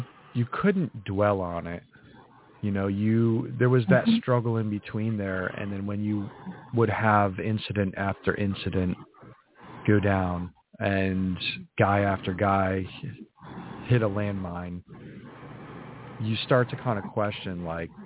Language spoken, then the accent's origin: English; New England, United States; I grew up in New England, in a very small New England town